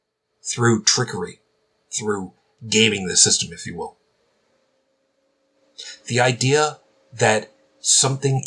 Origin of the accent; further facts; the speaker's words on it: New York City, New York, United States; moved away; I'm originally from Brooklyn.